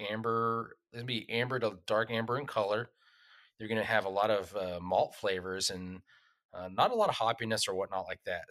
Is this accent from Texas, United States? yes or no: yes; Texas, United States; also born or lived in Oklahoma; growing up in Texas and Oklahoma